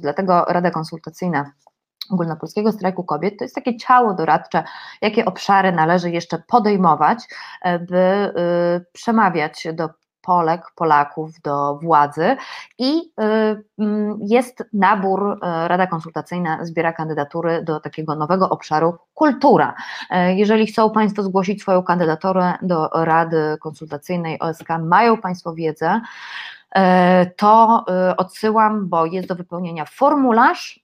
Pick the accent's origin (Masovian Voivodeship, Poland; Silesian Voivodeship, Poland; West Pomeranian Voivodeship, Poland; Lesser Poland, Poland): Silesian Voivodeship, Poland; ja jestem ślązaczką